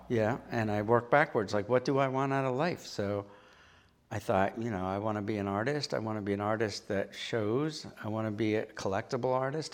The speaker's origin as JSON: {"language": "English", "town": "Pittsburgh", "region": "Pennsylvania", "country": "United States", "tie": "born or raised there", "moved": "as an adult", "lives_now": "Providence, United States", "said": "I was from Pennsylvania"}